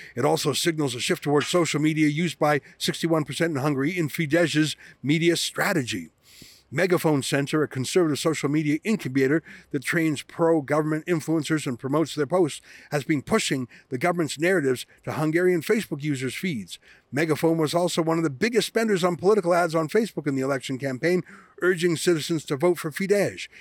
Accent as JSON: {"language": "English", "country": "Canada", "said": "I come from Canada"}